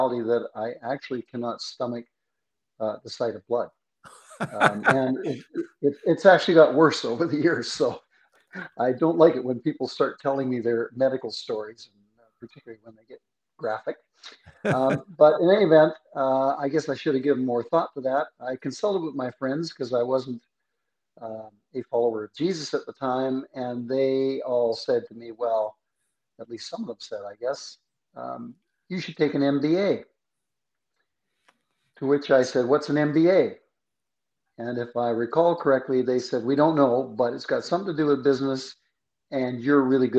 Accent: Vancouver, British Columbia, Canada; I grew up in Vancouver on the west coast of Canada.

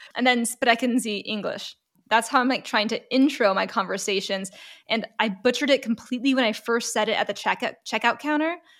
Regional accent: Los Angeles, California, United States; moved away as an adult; now in Stuttgart, Germany; I'm originally from Los Angeles, California, and I'm currently residing in Stuttgart, Germany

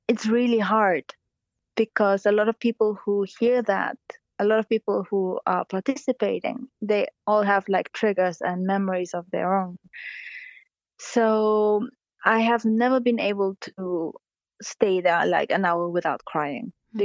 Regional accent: Barcelona, Catalonia, Spain; now in Japan; I'm half Japanese, half German, although I was raised in Barcelona

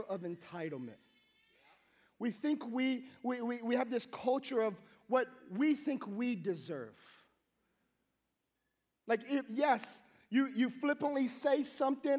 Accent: Hawaii, United States; I grew up in Hawaii, and in Hawaii, the way we got along with each other is we would tease each other and joke

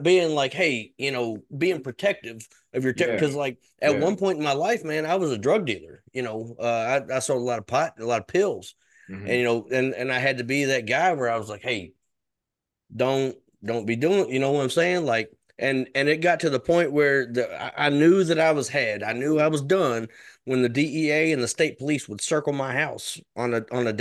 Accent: Kentucky, United States; I'm from Kentucky. That's an area in the South

